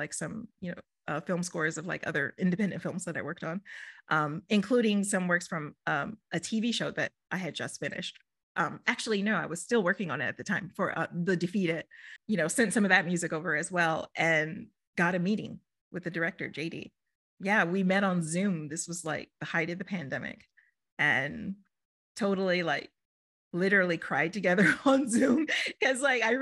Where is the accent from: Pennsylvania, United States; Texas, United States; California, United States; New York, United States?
Texas, United States; Houston; moved away as an adult; now in Los Angeles, United States; I'm from Houston, Texas.